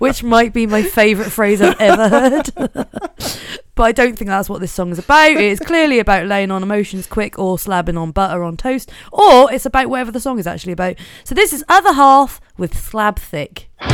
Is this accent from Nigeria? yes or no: no; Norfolk, East of England, United Kingdom; I'm from Norfolk